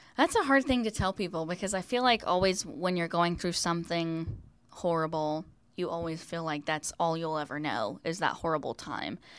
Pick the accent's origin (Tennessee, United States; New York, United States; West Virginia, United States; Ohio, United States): West Virginia, United States; moved away as an adult; now in Florida, United States; I'm from West Virginia, lived here my whole life